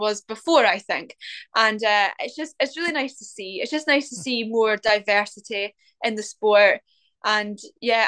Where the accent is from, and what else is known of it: Scotland, United Kingdom